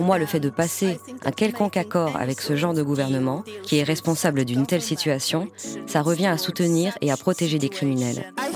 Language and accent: French; Lublin, Lublin Voivodeship, Poland; moved away; ma ville natale de Lublin